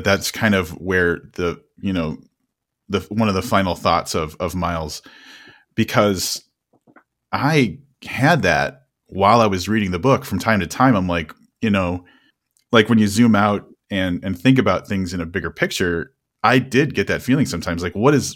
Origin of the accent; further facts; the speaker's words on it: United States; as Americans